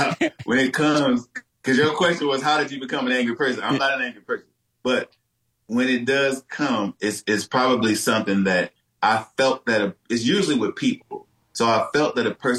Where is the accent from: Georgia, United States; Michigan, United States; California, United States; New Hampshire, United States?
Michigan, United States; Detroit; I was born and raised in Detroit, Michigan